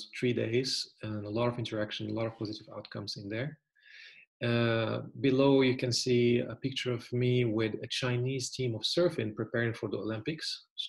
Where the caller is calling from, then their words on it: Germany; right now I'm calling you from Germany. It's very beautiful and sunny.